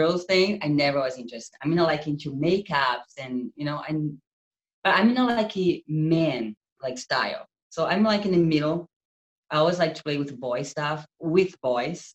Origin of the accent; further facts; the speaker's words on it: Brazil; English is a second language; moved away as an adult; also born or lived in Utah, United States; now in California, United States; I'm from Brazil, and I moved to America 4 years ago. So my English is like that, weird sometimes.